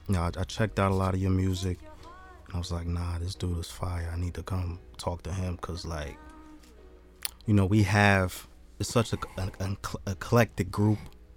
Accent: Jersey City, New Jersey, United States; we from Jersey City. We not from North. We not from Irvington.

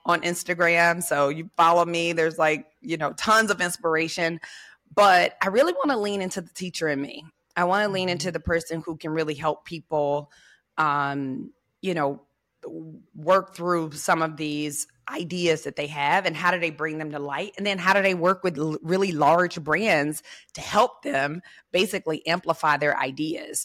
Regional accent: Memphis, Tennessee, United States; I'm from Memphis.

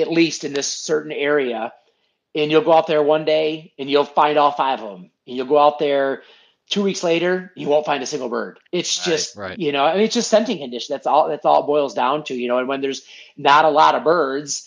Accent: Muskegon, Michigan, United States; also born or lived in Grand Haven, Michigan; I was born and raised in Muskegon, which is just probably 25 minutes north of where I live now

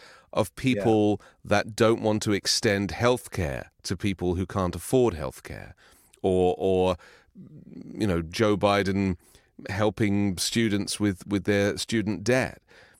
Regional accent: England, United Kingdom; Because, you know, I remember growing up in England, where the only way you could get your personal opinion published was by writing a letter to the Times newspaper

